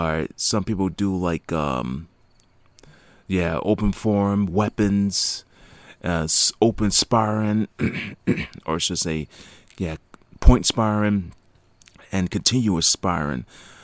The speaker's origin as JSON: {"language": "English", "town": "Niagara Falls", "region": "Ontario", "country": "Canada", "tie": "born or raised there", "said": "there's SMAC International, that it happens in my hometown, Niagara Falls, every year."}